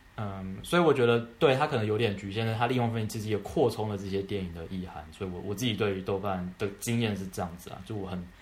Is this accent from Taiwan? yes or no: yes; Taiwan; moved away as an adult; now in New York, United States; 我是来自台湾